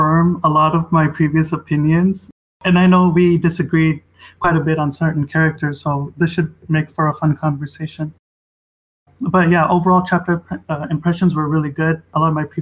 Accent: Texas, United States; I'm from Texas

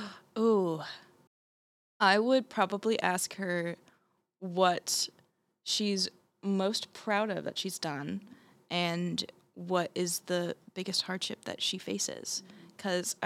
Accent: Blairstown, New Jersey, United States; I'm from uh, Blairstown, New Jersey.

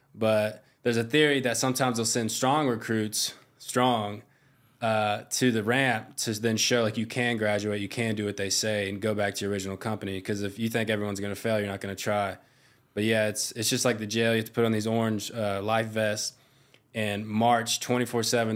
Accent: Myrtle Beach, South Carolina, United States; moved away as an adult; now in Hawaii, United States; I grew up in Myrtle Beach

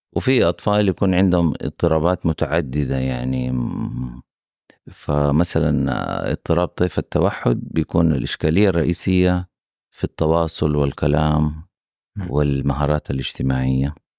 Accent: Mecca, Makkah Province, Saudi Arabia; now in Jeddah, Saudi Arabia; أنا نشأت وكبرت في مدينة مكة

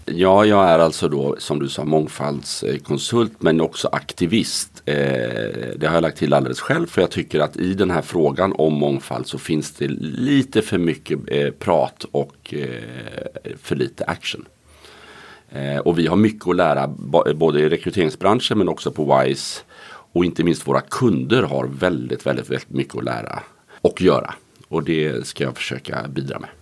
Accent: Gothenburg, Västra Götaland, Sweden; jag är från Göteborg

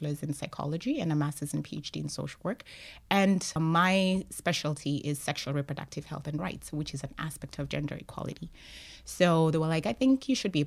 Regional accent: Kenya; moved away as an adult; also born or lived in Arlington, Texas, United States; I'm originally from Kenya, but I went to college in the U.S. in Arlington, Texas

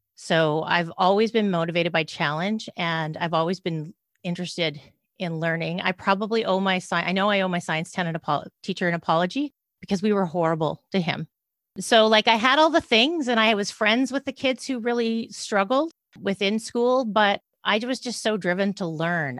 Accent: Canada; also born or lived in British Columbia, Canada; I'm a Canadian

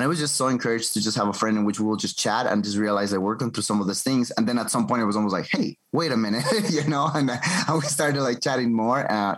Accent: Quito, Pichincha, Ecuador; moved away as an adult; also born or lived in United States; I was born and raised in Quito, Ecuador. By God's grace, now I'm back in my country after 10 years in the U.S.

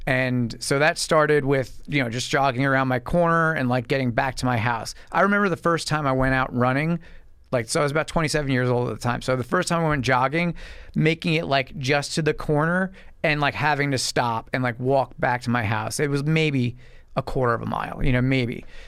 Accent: Medford, United States; I'm from Medford, right out east from here, and, uh, grew up out there

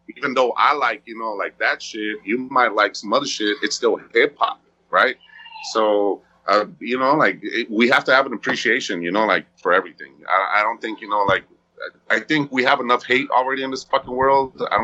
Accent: West Coast, United States; even though I was from the West Coast, obviously, you know, like, I still like shit from the West Coast, right?

